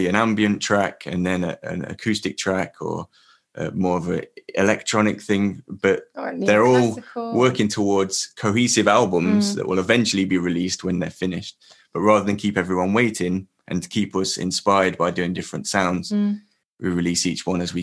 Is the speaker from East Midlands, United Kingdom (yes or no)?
yes; Leicester, East Midlands, United Kingdom; I'm from Leicester